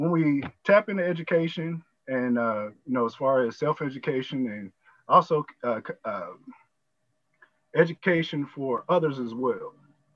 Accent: Kentucky, United States; also born or lived in Texas / Arkansas; now in Tulsa, United States; I'm originally from Kentucky, so I'm kind of on that Bible Belt

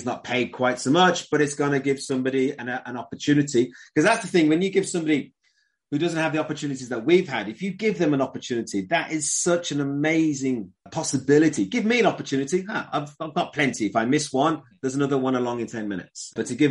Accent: United Kingdom; I come from Britain

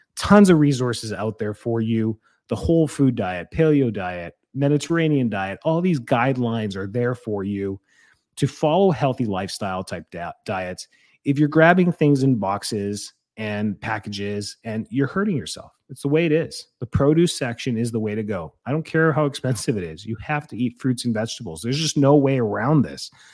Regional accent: Calgary, Alberta, Canada; I grew up in Calgary.

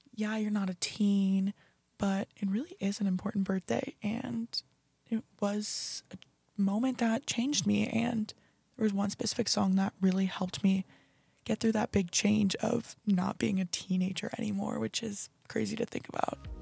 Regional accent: Beaverton, Oregon, United States; moved away as an adult; now in Fort Worth, United States; I was born and raised in Beaverton, Oregon

